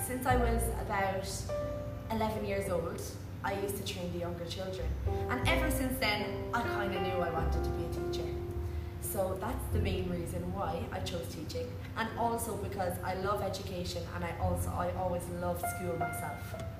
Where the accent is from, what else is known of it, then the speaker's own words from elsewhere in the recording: Cork, Munster, Ireland; moved away as an adult; now in Dubai, United Arab Emirates; I am from a place called Cork in Ireland, down the south, and it's a big county, and I've lived there, well, up until now, I lived there for my whole life.